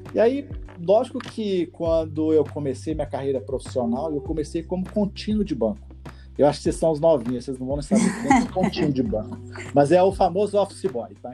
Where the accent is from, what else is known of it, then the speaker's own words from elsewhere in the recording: Goiânia, Goiás, Brazil; moved away as an adult; also born or lived in Belém / Brasília / Rio de Janeiro; now in São Paulo, Brazil; sou goiano, acho que pelo sotaque já dá para perceber. Mas eu nasci em Goiânia, me criei em Goiânia